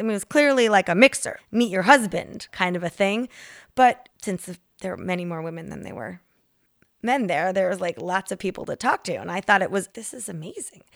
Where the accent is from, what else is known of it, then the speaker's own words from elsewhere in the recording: Connecticut, United States; now in Chicago, United States; I'm from Connecticut